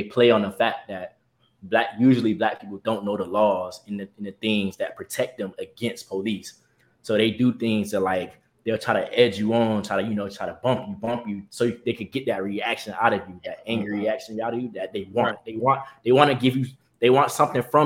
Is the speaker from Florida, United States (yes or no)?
yes; Miami, Florida, United States; where I'm from, you know, that gritty part of Miami